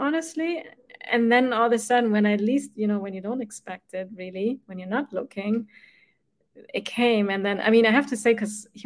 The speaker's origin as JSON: {"language": "English", "country": "Germany", "tie": "born or raised there", "moved": "as an adult", "lives_now": "United States", "said": "I grew up in Germany, right? And in Germany, we have at least where I grew up, like on the countryside"}